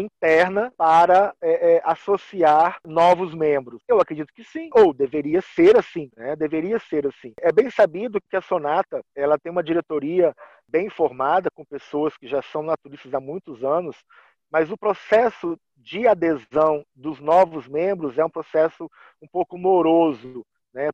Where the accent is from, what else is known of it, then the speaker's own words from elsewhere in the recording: Guarapari, Espírito Santo, Brazil; moved away as an adult; now in Paraná, Brazil; Eu sou nascido em Guarapari, no Espírito Santo, mas eu moro há dois anos e seis meses no Paraná